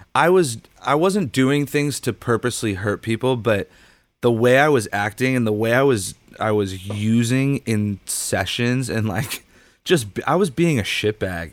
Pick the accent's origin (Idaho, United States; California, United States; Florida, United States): California, United States; Huntington Beach; also born or lived in Los Angeles, California; I grew up in Huntington Beach